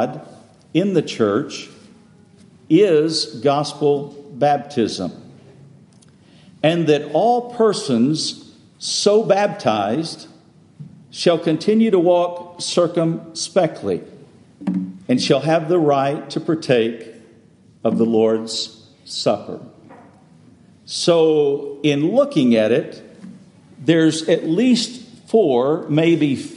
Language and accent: English; West Texas, United States; now in Bel Air, United States; I grew up in West Texas and went to the church there